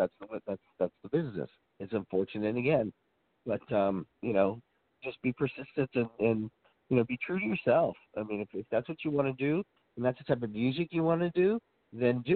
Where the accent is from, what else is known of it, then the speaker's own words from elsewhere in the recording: Oakland, California, United States; I was born in Oakland